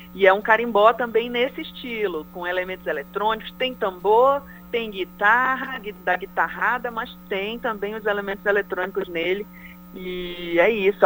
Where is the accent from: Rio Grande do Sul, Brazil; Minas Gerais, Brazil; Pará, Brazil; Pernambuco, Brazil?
Pará, Brazil